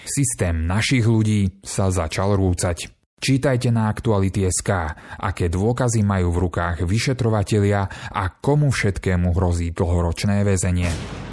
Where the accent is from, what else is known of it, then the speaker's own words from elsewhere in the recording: Slovakia; u nás doma na Slovensku